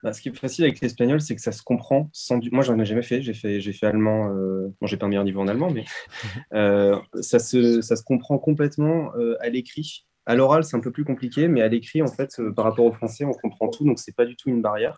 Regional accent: France; on est français.

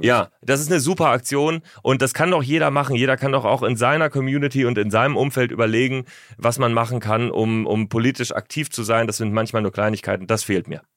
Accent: Northern Germany, Germany; Ich komme ja aus Norddeutschland.

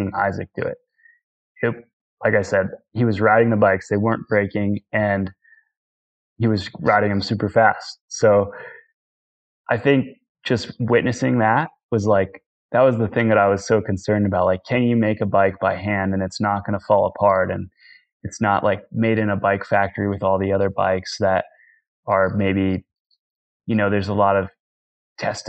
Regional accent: Northeast, United States; growing up in the Northeast

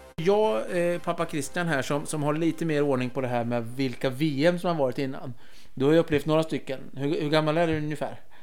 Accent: Örebro, Örebro County, Sweden; jag är ju örebroare

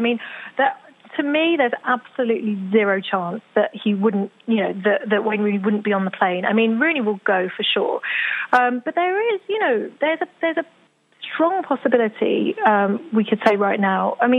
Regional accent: England, United Kingdom; I'm English

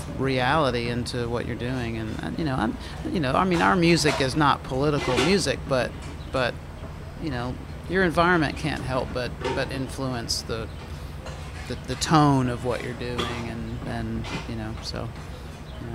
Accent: Mississippi, United States; moved away; also born or lived in New Orleans; I'm from Mississippi

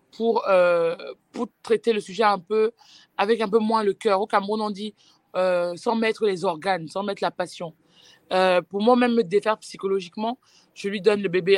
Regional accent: France; j'ai grandi en France

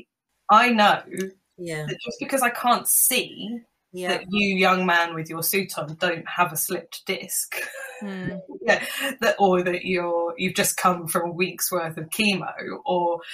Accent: London, United Kingdom; I'm a Londoner

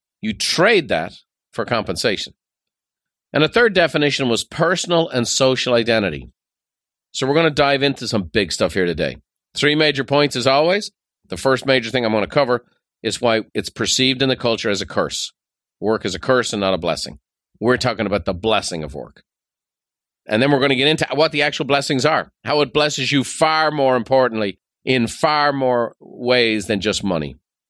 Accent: Dublin, Leinster, Ireland; Growing up in Dublin, there was a fella on our street.

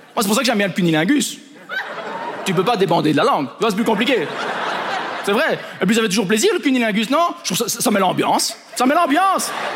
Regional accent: Belgium; je suis juste un Belge hein, à Ibiza

